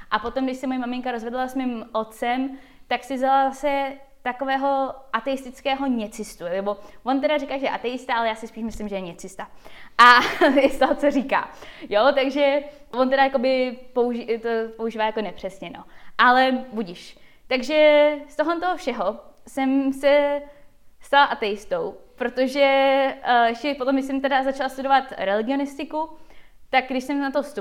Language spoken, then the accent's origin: Czech; Czechia; also born or lived in United States; jsem na Češka jenom na půl a na půl jsem američanka. Vyrostla jsem mezi Amerikou a Čechama.